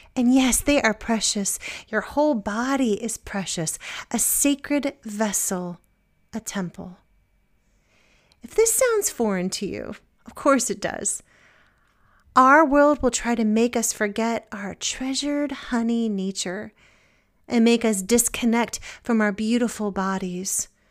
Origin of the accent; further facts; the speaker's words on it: Virginia, United States; moved away as an adult; also born or lived in New England; now in Maryland, United States; now I'm from Virginia